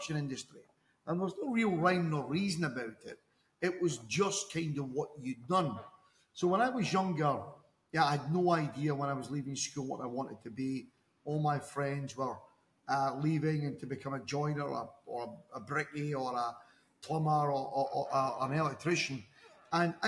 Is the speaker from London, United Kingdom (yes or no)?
no; Dundee, Scotland, United Kingdom; moved away as an adult; now in Dubai, United Arab Emirates; Originally from Scotland in the UK. I'm actually from the east coast of Scotland in a city called Dundee